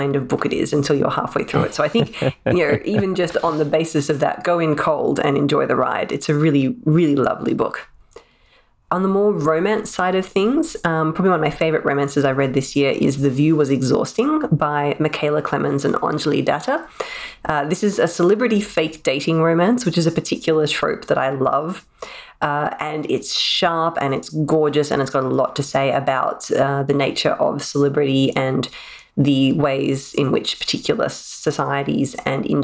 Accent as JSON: {"language": "English", "country": "Australia", "said": "as Australian writers"}